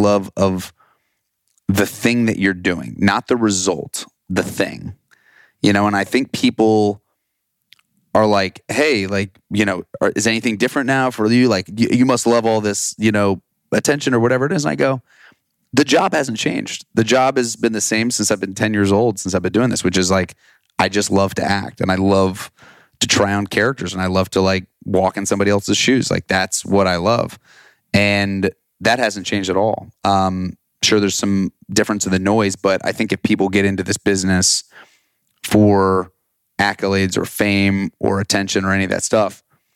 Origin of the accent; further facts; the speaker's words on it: Austin, Texas, United States; growing up in Austin, there was, you know, there was a theater program, it's called Austin Musical Theater